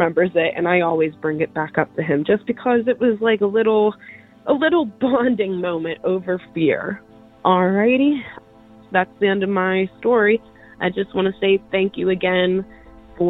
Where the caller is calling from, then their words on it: Pittsburgh, Pennsylvania, United States; I'm calling from Pittsburgh, Pennsylvania